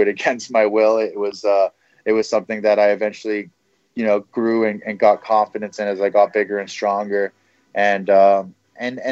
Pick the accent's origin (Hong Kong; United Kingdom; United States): Hong Kong; moved away as an adult; born and raised in Hong Kong